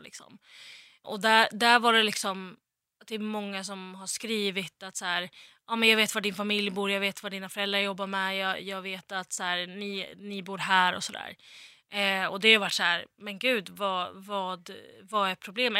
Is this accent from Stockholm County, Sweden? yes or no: no; Västerås, Västmanland, Sweden; moved away; när jag bodde hemma i Västerås